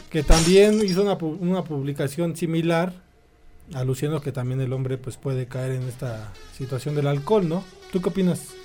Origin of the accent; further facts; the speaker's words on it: Mexico; Así somos los mexicanos